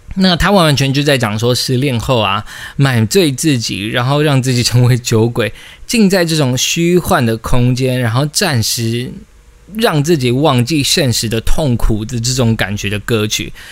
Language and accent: Chinese; Taiwan; 我们自己身为台湾人